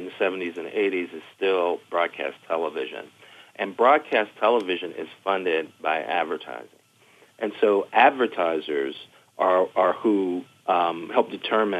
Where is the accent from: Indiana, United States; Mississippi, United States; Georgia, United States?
Indiana, United States; Gary; I was a young black kid growing up in Gary, Indiana in the 70s